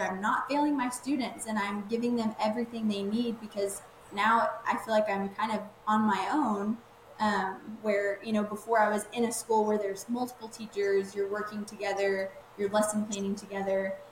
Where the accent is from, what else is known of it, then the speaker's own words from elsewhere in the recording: Waco, Texas, United States; I graduated and then came back to like my hometown. I live like in the Waco area.